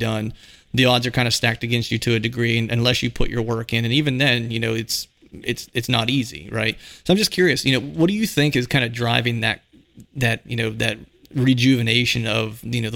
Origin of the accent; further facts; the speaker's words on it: Pennsylvania, United States; I'm from Pennsylvania